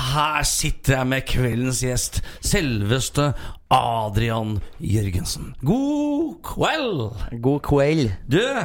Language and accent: Norwegian; Sarpsborg, Østfold, Norway; moved away as an adult; now in Trøndelag, Norway; Født og oppvokst i Sarpsborg, 20 minutter fra Sverige og en drøy time fra Oslo